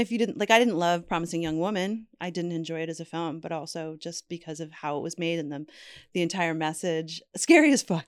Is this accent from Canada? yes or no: yes; Canada; I'm Canadian